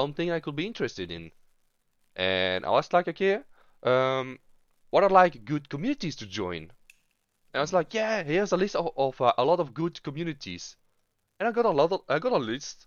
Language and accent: English; Belgium; I am from Belgium